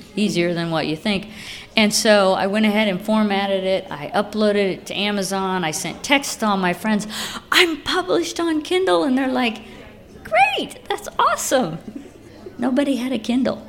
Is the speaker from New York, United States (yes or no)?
no; Lafayette, Indiana, United States; moved away as an adult; now in Muncie, United States; I grew up in Lafayette